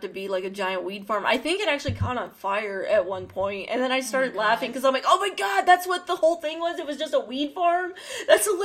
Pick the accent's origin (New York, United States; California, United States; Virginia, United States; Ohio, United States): California, United States; San Jose; moved away; there's still things that I miss and love about San Jose. Like, it'll always be my hometown.